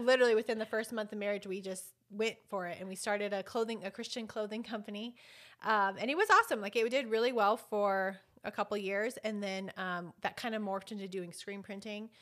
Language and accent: English; Albuquerque, New Mexico, United States; I was born and raised here in Albuquerque, well, East Mountains, but Albuquerque